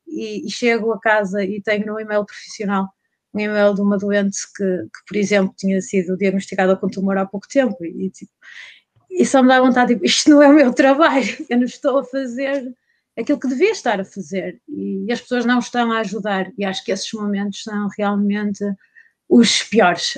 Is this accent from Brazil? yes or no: no; North, Portugal; moved away as an adult; eu sou do Norte, vim para Alberca